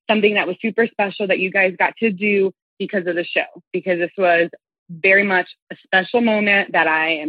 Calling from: Florida, United States; I'm from South Florida.

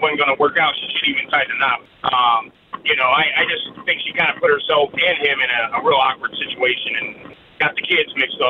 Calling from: Des Moines, Iowa, United States; I'm calling from Des Moines, Iowa

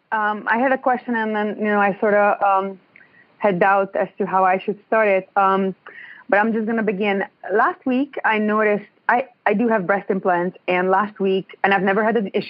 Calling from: Ontario, Canada; I'm in Ontario.

